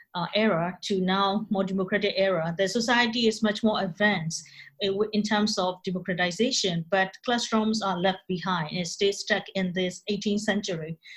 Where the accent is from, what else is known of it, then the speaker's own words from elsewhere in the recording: Myanmar; English is a second language; moved away as an adult; I came from Myanmar